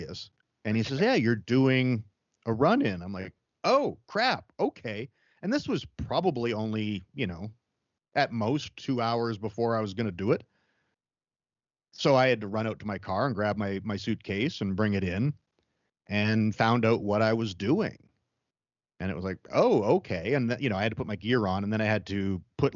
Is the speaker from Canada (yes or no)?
yes; Calgary, Alberta, Canada; born or raised there